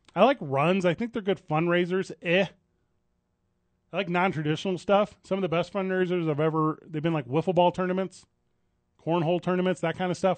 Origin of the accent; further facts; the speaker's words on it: St. Louis, Missouri, United States; moved away as an adult; now in Phoenix, United States; I didn't grow up here, right? I grew up in Saint Louis, Missouri